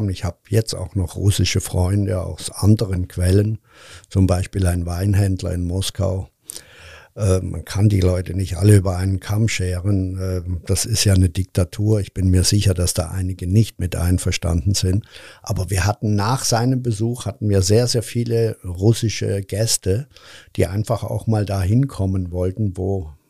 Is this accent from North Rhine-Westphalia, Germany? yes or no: yes; Cologne, North Rhine-Westphalia, Germany; Übrigens, vielen Dank, dass ich als Kölner hier auftreten darf. Und ich fühle mich auch immer noch als Kölner.